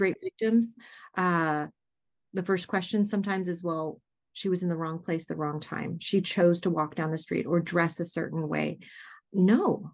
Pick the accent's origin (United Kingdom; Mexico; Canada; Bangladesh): Canada; Dawson Creek, British Columbia; now in Mukilteo, United States; I was born in Dawson Creek, B C, which is mile zero